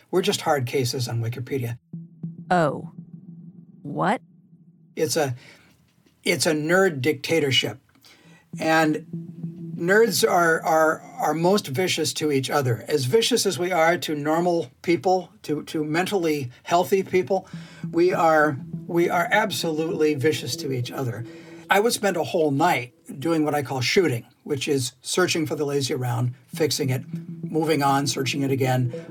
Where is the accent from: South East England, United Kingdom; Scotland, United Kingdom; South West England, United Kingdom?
Scotland, United Kingdom; Because I'm Scottish and I would like to punch.